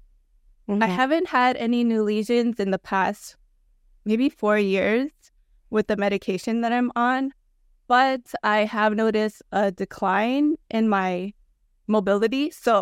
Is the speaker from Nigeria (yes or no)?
no; Los Angeles, California, United States; born there; now in Long Beach, United States; Both of my parents are from Pangasinan. I was born in Los Angeles and currently streaming from Long Beach, California.